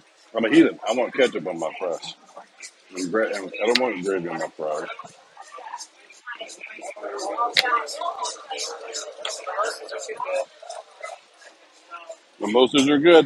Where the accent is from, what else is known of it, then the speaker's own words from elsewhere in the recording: Texas, United States; moved away; I grew up in Texas